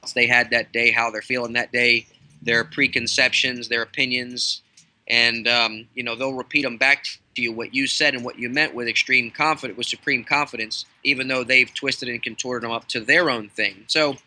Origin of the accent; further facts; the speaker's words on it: Baltimore, Maryland, United States; I'm from Baltimore